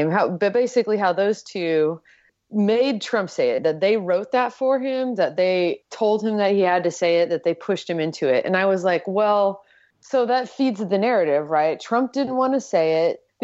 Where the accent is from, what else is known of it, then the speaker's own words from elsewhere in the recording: El Paso, Texas, United States; now in New York City, United States; where I grew up in El Paso, Texas, is like the majority of the population there is Latino.